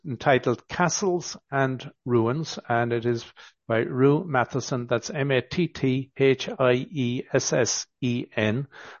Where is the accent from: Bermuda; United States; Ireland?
Ireland; County Galway, Connacht; moved away; also born or lived in Dublin; originally I'm from County Galway and, worked in Dublin for a number of years